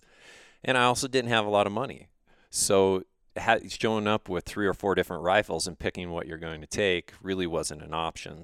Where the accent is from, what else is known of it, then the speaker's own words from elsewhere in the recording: Missoula, Montana, United States; I grew up outside of Missoula in the western part of the state